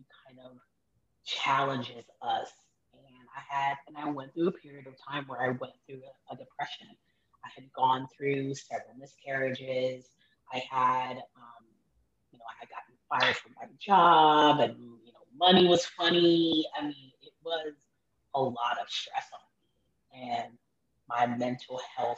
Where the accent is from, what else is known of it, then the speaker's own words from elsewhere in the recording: Miami, Florida, United States; also born or lived in Haiti (parents); now in Orlando, United States; we relocated to Miami when I was probably about 6 years old, and I pretty much lived in Miami off and on from the time I was six